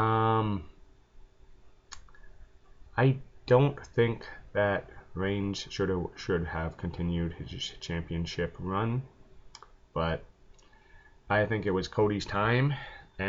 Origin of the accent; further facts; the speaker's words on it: Canada; I'm Canadian